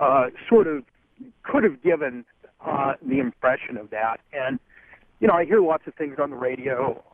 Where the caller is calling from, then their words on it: New Jersey, United States; I'm calling from New Jersey at the moment. I'm sort of in transit, driving across Interstate 80.